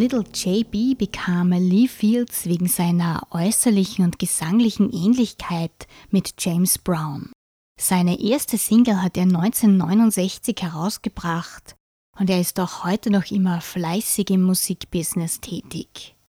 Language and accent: German; St. Pölten, Lower Austria, Austria; So wie ich an meiner Heimatstadt St. Pölten hänge